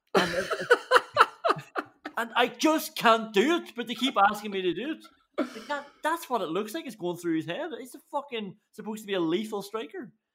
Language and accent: English; Ireland; we're Irish